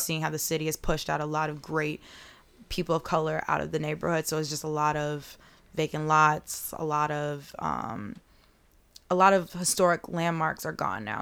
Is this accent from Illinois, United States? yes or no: yes; Chicago, Illinois, United States; me being from the South side of Chicago